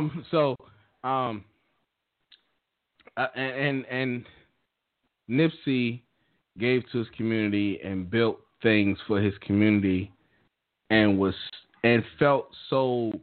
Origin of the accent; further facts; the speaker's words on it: Maryland, United States; I'm from Maryland